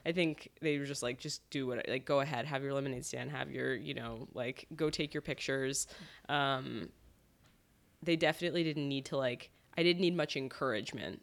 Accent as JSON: {"language": "English", "region": "Connecticut", "country": "United States", "tie": "born or raised there", "moved": "as an adult", "lives_now": "New York, United States", "said": "I grew up in Connecticut"}